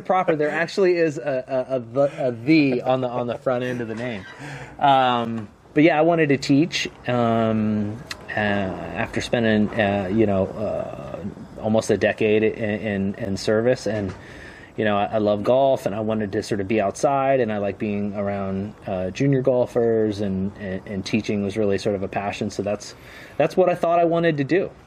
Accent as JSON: {"language": "English", "region": "Southwest Ohio", "country": "United States", "tie": "born or raised there", "moved": "as an adult", "said": "I grew up in Southwest Ohio"}